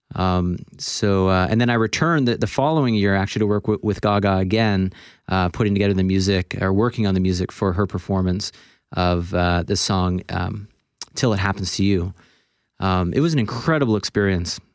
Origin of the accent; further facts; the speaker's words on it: Florida, United States; also born or lived in Toronto, Canada / Boston; I was born in Toronto, but I moved to Florida in the United States when I was about four years old